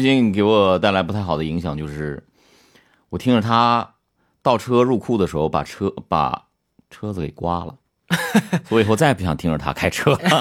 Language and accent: Chinese; Northeast China, China; 我是东北人